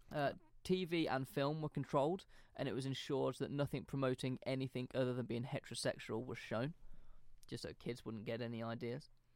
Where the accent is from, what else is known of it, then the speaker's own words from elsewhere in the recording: United Kingdom; we grew up in British schools